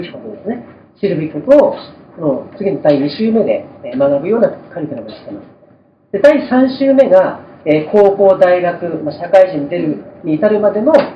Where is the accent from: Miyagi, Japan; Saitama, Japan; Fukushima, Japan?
Fukushima, Japan; moved away; also born or lived in Tokyo; 福島から上京しまして